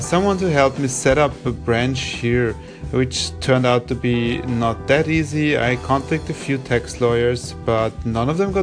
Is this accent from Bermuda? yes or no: no; Austria; moved away as an adult; now in Barcelona, Spain; I am originally from Austria. I'm now living in Barcelona in Spain